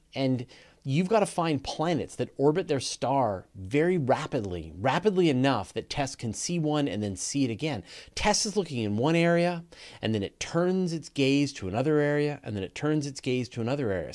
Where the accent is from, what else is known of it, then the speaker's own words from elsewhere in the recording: Canada; accent: Canadian; I just have a Canadian accent.